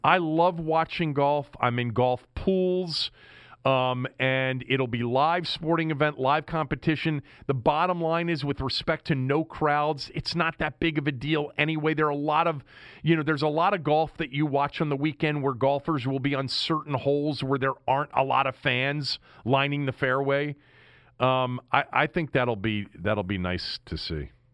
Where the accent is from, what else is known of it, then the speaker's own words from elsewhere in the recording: United States; growing up sort, sort of in, in suburban Washington